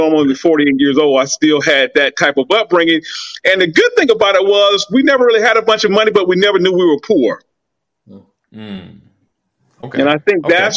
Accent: Millen, Georgia, United States; I'm from Southeast Georgia, a little town called Millen, maybe 25,000 people

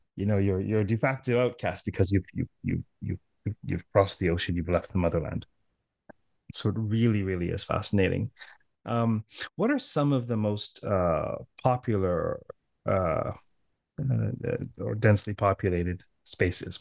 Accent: Toronto, Ontario, Canada; I'm from Toronto

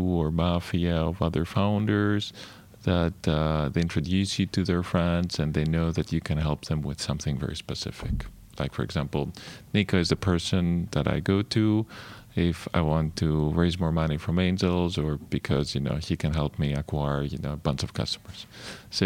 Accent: Greece; moved away as an adult; growing up in Greece

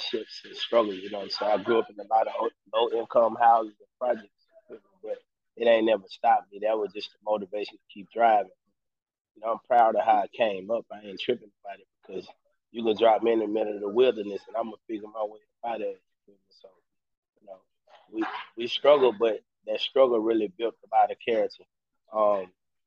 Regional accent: Mobile, Alabama, United States; From Mobile, Alabama.

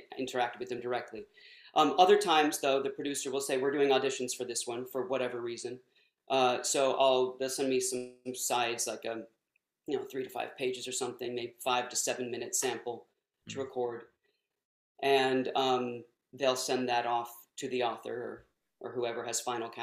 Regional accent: Texas, United States; accent: southern; I grew up in Texas, and so I can pull out the southern dialect pretty easily

